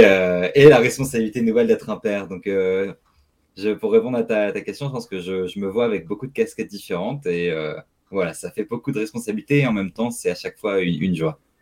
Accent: Strasbourg, Grand Est, France; je suis né à Strasbourg, j'ai grandi à Strasbourg

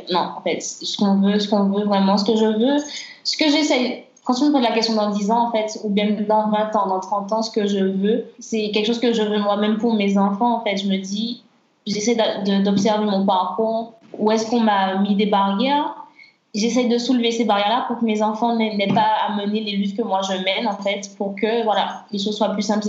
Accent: Martinique; en grandissant en Martinique

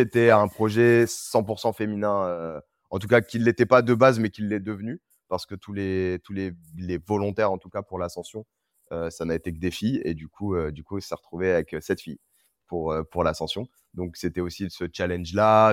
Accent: Reims, Grand Est, France; also born or lived in Senegal; now in Paris, France; Je viens de Reims

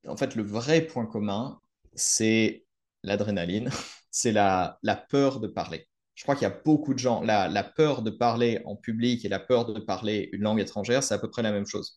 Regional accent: France; je suis français

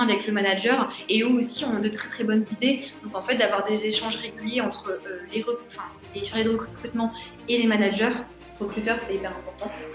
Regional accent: Metz, Grand Est, France; moved away; also born or lived in Marseille; je viens de Metz

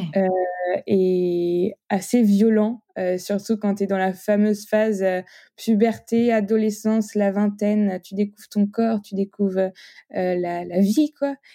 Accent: Nantes, Pays de la Loire, France; j'ai 27 ans, je suis nantaise

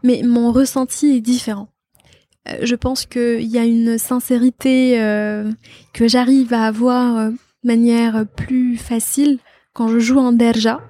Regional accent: Batna, Batna Province, Algeria; also born or lived in Constantine / Algiers; je suis née à Constantine, mais pour euh, pour des soucis administratifs, mon père m'a inscrite à Batna

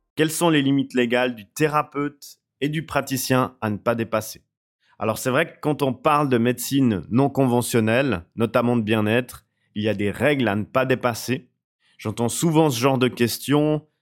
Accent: Switzerland; je suis suisse

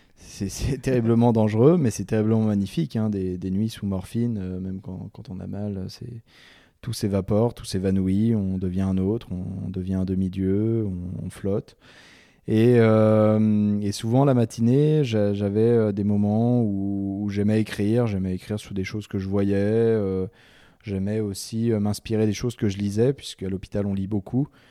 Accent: Chamonix, Auvergne-Rhône-Alpes, France; also born or lived in Martinique / North America / Kyrgyzstan; Je suis né le 18 février 1989 à Chamonix. Chamonix-Mont-Blanc. Euh, j'ai grandi dans les Alpes euh, et puis aussi un petit peu dans les, dans les Antilles, en Martinique

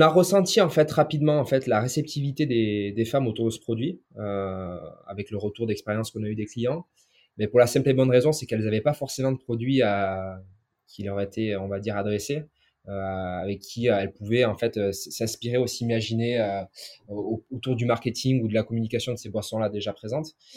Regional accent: inland Basque Country, Nouvelle-Aquitaine, France; je suis originaire du Pays Basque, donc euh, du Pays Basque intérieur

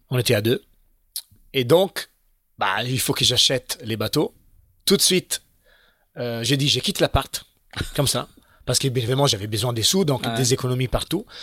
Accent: Italy; Un autre plan un peu euh, comme ça, les plans qui sont chez nous en Italie, un Twister.

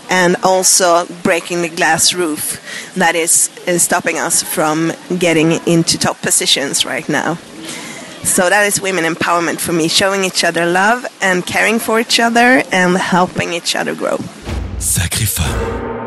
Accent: Sweden; from Sweden in LC 74 Gävle.

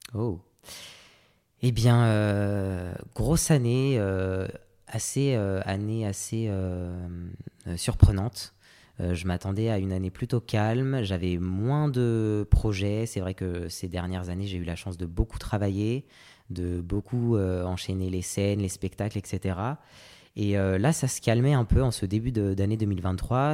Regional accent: Paris suburbs, Île-de-France, France; J'ai grandi en banlieue parisienne euh, avec ma maman. Euh, moi, je suis d'origine réunionnaise et martiniquaise

